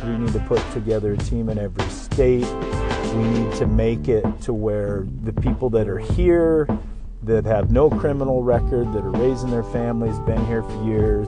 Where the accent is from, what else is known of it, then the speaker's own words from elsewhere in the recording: United States; as American people